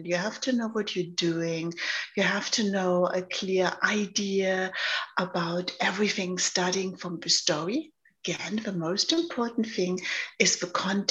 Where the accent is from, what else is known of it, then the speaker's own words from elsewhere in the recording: Germany; accent: German; also born or lived in London, United Kingdom; now in Los Angeles, United States; I'm born in Germany. So maybe you hear my accent. I'm German.